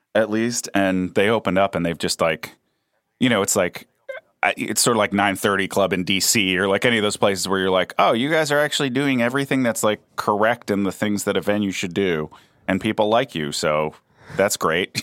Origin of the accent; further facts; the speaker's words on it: East Coast, United States; moved away; also born or lived in Kentucky / Washington, D.C.; I'm an East Coaster